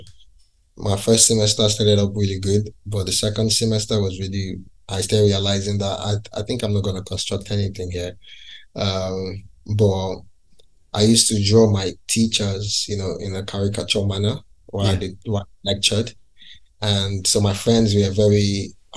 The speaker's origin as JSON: {"language": "English", "region": "Lagos", "country": "Nigeria", "tie": "born or raised there", "moved": "as an adult", "lives_now": "London, United Kingdom", "said": "I grew up in Lagos City"}